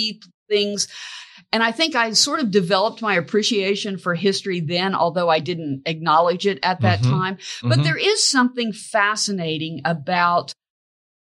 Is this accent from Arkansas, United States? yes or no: no; Blackwell, Oklahoma, United States; also born or lived in Texas; I actually grew up in Oklahoma in a small town in north central Oklahoma called Blackwell, Oklahoma